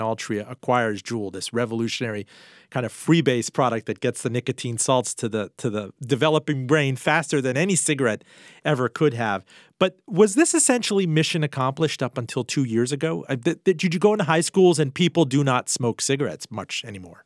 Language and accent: English; Miami, Florida, United States; moved away; back in Miami, my hometown as well.